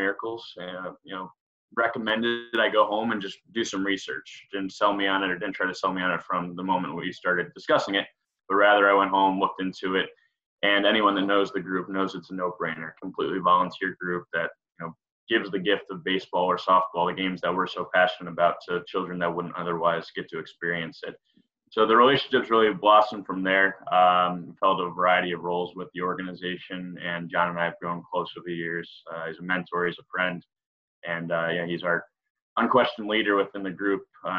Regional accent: New York, United States; moved away as an adult; also born or lived in Maryland / Massachusetts; I grew up in New York, I guess to start, and then went to Towson University in Maryland for my undergrad.

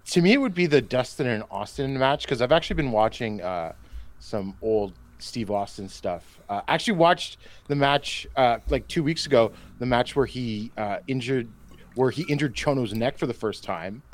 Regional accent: Canada; I say this as a Canadian

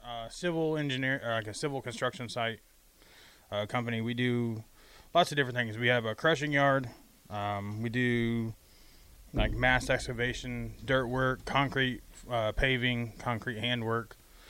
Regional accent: just south of Tampa, Florida, United States; moved away as an adult; now in Nebraska, United States; I grew up just south of Tampa. I moved here 5 years ago

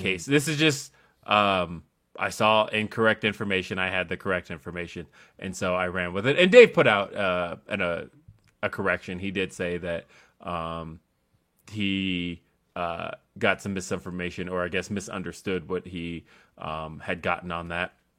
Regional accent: Aurora, Colorado, United States; it takes me, like, twenty minutes to get to Denver

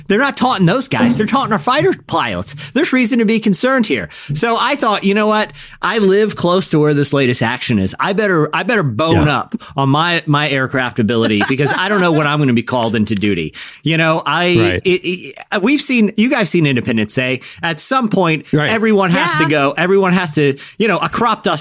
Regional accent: Virginia Beach, Virginia, United States; Virginia Beach, my hometown

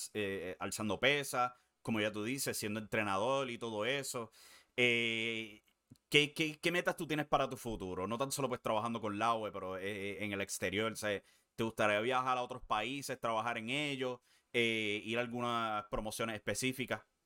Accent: Puerto Rico; siendo puertorriqueño

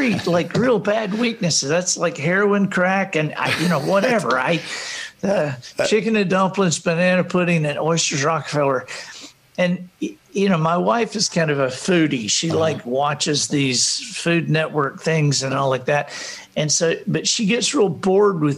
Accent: Alabama, United States; we're from Alabama

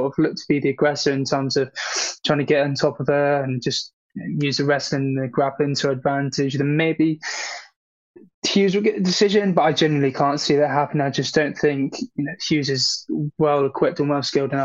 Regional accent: United Kingdom; I'm a Brit

